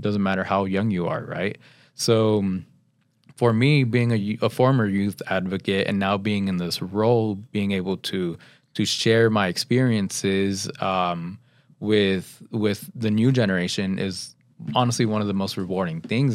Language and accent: English; Pasadena, California, United States; I grew up in Pasadena